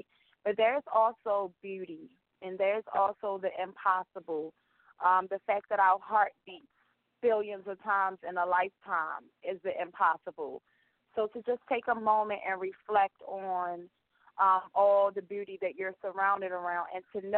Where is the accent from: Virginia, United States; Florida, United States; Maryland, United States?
Maryland, United States; Baltimore; now in Columbia, United States; Growing up in Baltimore, where I had to face many daily challenges.